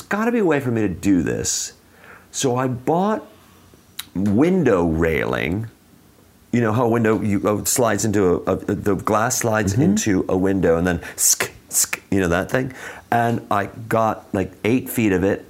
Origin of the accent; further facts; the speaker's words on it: Chicago, Illinois, United States; also born or lived in California; I grew up in North Side.